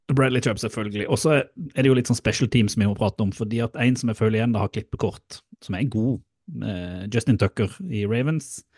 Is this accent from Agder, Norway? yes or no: yes; Mandal, Agder, Norway; moved away; i Mandal og i Spangereid. Som da er jo der jeg kommer fra.